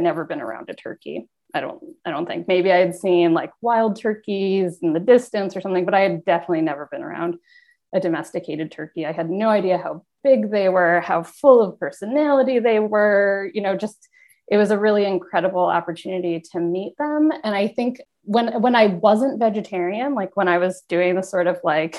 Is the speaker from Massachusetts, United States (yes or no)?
no; Rochester, New York, United States; I'm from Rochester